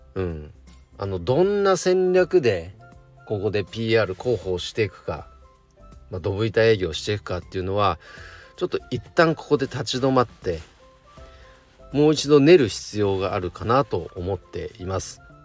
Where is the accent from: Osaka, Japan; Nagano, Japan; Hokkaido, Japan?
Nagano, Japan; 地元長野県の